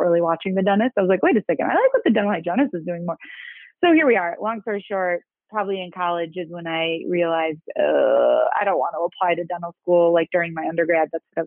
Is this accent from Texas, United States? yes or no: no; Chicago, Illinois, United States; south suburbs of Chicago. So born and raised, still kind of in the same area